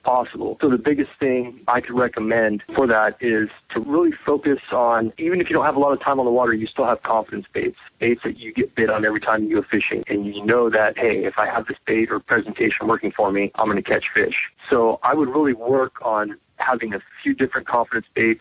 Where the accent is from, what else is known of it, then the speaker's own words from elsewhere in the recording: Southern California, United States; moved away as an adult; now in Georgia, United States; growing up in Southern California